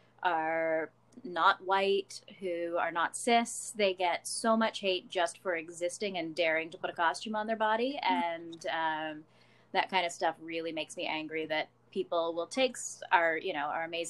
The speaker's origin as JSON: {"language": "English", "country": "Canada", "said": "I'm a cosplayer from Canada"}